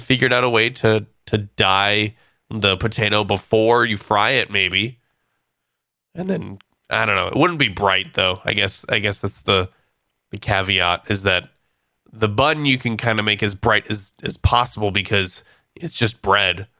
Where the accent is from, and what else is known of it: California, United States